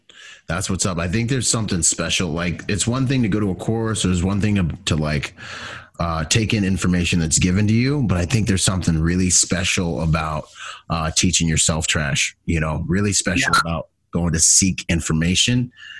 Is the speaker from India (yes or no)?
no; Bahamas; moved away; where I'm from, like, I mean, the Marine Corps, or even where I grew up in the Bahamas, is a third world country.